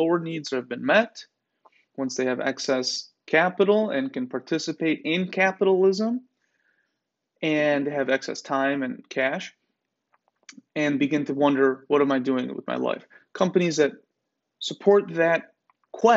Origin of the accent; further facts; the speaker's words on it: United States; Aren't we so blessed to be Americans